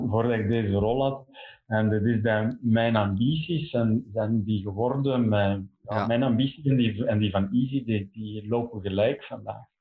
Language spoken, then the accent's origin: Dutch; Belgium